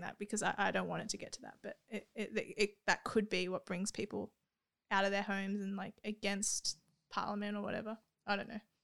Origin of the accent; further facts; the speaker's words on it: Australia; I'm Australian